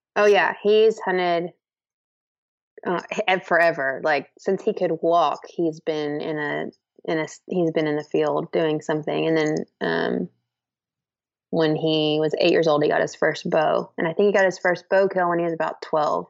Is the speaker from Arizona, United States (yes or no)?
no; Central Texas, United States; I'm from Central Texas